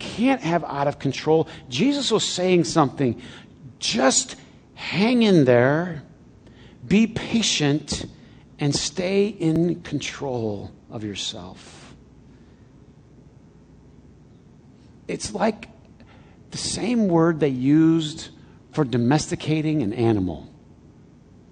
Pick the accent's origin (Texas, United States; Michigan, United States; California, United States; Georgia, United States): Michigan, United States; Flint; I grew up in Flint.